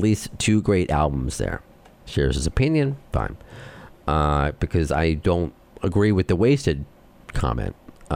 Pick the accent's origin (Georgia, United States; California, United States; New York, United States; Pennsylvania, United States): New York, United States; accent: New York; my Jewish accent, my New York accent